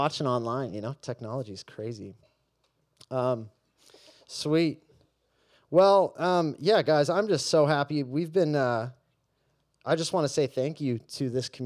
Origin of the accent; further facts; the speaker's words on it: Mission Viejo, California, United States; I grew up here in Southern California, Mission Viejo specifically